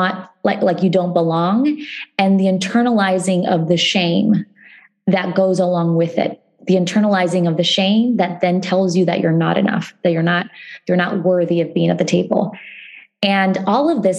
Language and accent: English; Ohio, United States; when I was growing up in Ohio, I didn't see the stories of my community reflected